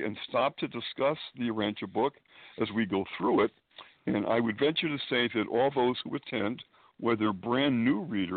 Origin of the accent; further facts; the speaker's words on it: Springfield, Massachusetts, United States; moved away as an adult; now in Manhattan, United States; I was born and raised in New England, Springfield, Massachusetts